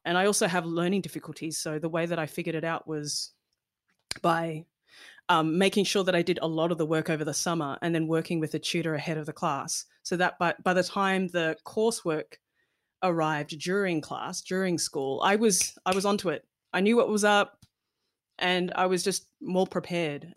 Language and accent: English; Melbourne, Victoria, Australia; also born or lived in London / Malaysia; my family was migrating from London, 'cause I was born in London, over to Melbourne